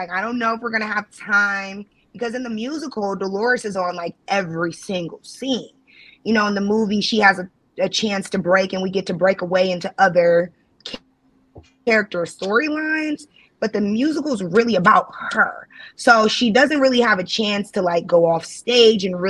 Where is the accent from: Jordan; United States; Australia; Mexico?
United States; Chicago, Illinois; now in Cleveland, United States; I'm originally from Chicago, for those who don't know. I'm not from Ohio